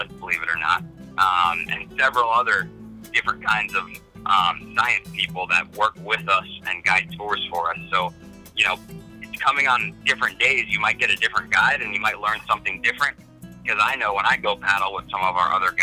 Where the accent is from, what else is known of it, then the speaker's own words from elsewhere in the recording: New Jersey, United States; also born or lived in Southwest Florida; now in Naples, United States; I grew up in New Jersey